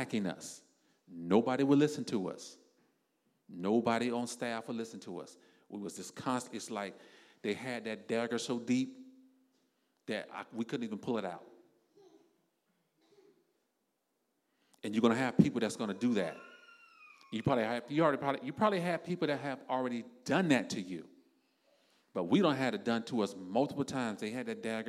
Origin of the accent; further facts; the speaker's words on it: South Florida, United States; me and my wife because we're from South Florida